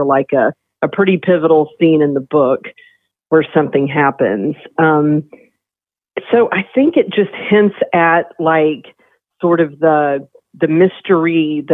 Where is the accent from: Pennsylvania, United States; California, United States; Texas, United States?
Texas, United States; Longview; I'm from Longview, Texas, which is in deep east Texas in the Piney Woods, about 2 hours east of Dallas, near Louisiana